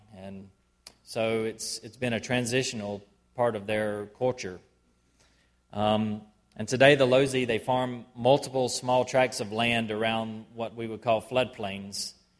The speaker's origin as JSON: {"language": "English", "area": "Tift County", "region": "South Georgia", "country": "United States", "tie": "born or raised there", "moved": "as an adult", "lives_now": "Zambia", "said": "I grew up here in Tift County, and I was real involved at Northside Baptist Church, and I think my parents took me there a couple weeks after I was born, and I accepted Christ there"}